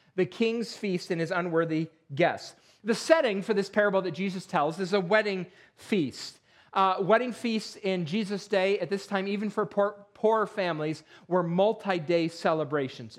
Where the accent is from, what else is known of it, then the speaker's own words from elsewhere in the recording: Perry, New York, United States; moved away; I grew up in Perry, New York